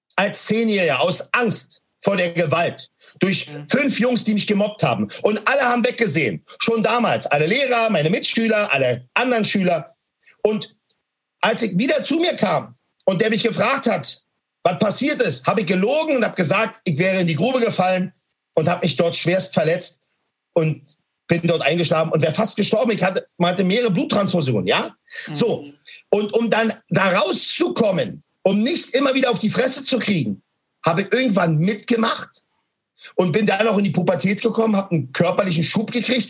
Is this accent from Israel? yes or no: no; Berlin, Germany; Ich bin in Berlin-Neukölln groß geworden.